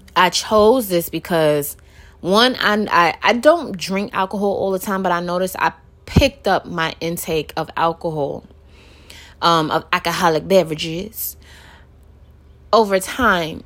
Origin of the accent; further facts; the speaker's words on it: New York City, New York, United States; born and raised in Brooklyn.